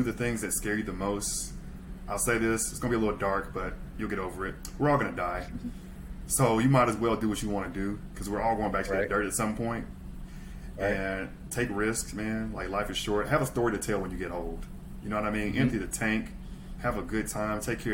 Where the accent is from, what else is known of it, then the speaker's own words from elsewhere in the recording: Mississippi, United States; Super South. Super South. I'm from Mississippi